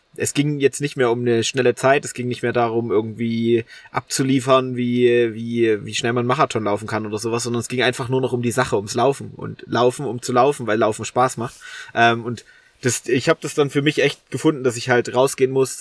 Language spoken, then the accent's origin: German; Holzau, Saxony, Germany; accent: Ossi; now in Dresden, Germany; ich bin zu meiner Oma gelaufen, also in meinen in mein Heimatort